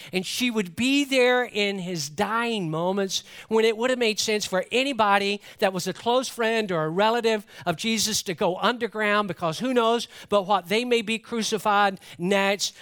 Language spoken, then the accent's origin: English; Atlanta, Georgia, United States; growing up in Metro Atlanta